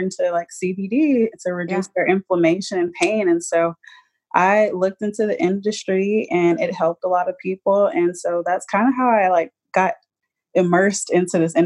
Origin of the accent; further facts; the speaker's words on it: Arlington, Texas, United States; I'm pretty much Dallas native. I grew up in the outskirts of Dallas. I grew up in Arlington, Texas